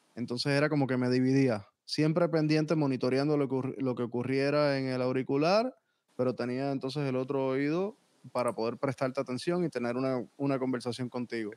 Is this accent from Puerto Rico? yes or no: yes; San Juan, Puerto Rico; moved away as an adult; also born or lived in North Miami, Florida, United States; now in Miami, United States; yo nací técnicamente en Miami, en North Miami, pero me crié en Puerto Rico.